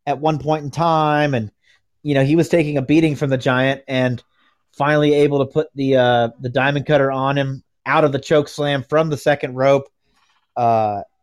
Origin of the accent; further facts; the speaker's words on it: United States; I'm from America